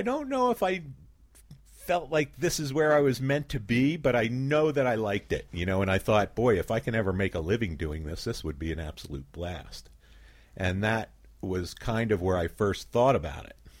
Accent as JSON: {"language": "English", "town": "Philadelphia", "region": "Pennsylvania", "country": "United States", "tie": "born or raised there", "moved": "as an adult", "lives_now": "Ketchum, United States", "said": "I grew up in Philadelphia"}